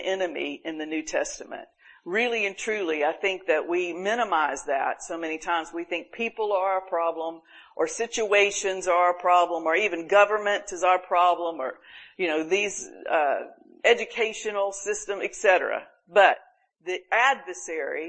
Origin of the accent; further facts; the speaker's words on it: Panama City Beach, Florida, United States; we've always had hurricane problems in my hometown, Panama City Beach.